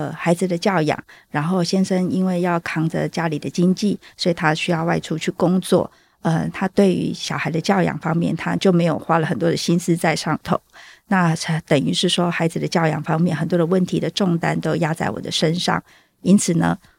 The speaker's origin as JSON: {"language": "Chinese", "region": "southern Taiwan", "country": "Taiwan", "moved": "as an adult", "lives_now": "Taoyuan, Taiwan", "said": "因为我是从南部来到桃园定居"}